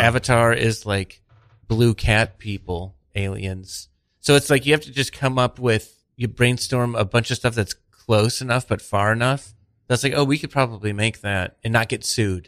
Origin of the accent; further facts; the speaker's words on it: Cleveland, Ohio, United States; I was growing up in Cleveland